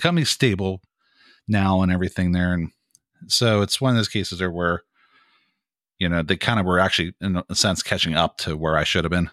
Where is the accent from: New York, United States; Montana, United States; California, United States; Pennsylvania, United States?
Pennsylvania, United States; Greensburg; moved away as an adult; now in Pittsburgh, United States; I'm originally from Greensburg, Pennsylvania, which is the county to the right of Allegheny County